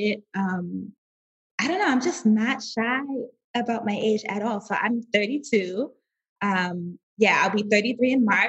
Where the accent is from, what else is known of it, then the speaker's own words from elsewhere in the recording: New York City, New York, United States; I am Brooklyn born and raised.